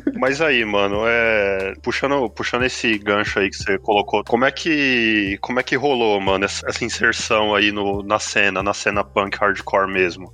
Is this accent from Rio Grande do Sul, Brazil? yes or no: no; Suzano, São Paulo, Brazil; a gente é de Suzano, não tinha grana